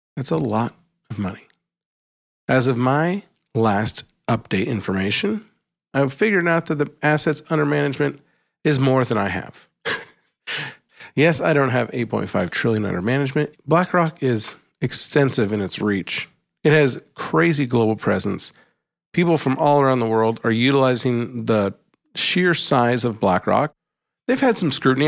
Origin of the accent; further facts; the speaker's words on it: Alaska, United States; When I was growing up in Alaska